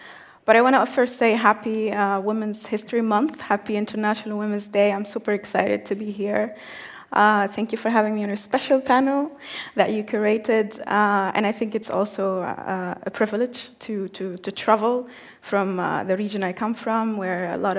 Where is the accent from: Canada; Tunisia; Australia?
Tunisia; I come from Tunisia, it's in North Africa